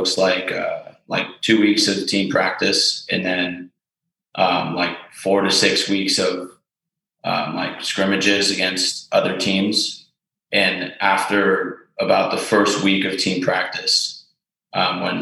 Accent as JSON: {"language": "English", "area": "Bay Area, Marin County", "region": "California", "country": "United States", "said": "I'm from the Bay Area, Marin County"}